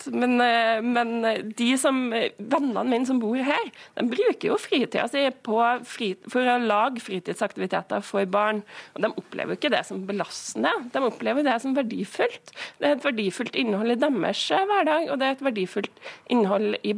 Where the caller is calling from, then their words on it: Namsos, Trøndelag, Norway; Nå er jeg direkte inne fra Nord-Trøndelag, og her er det veldig få som snakker om tidsklemme.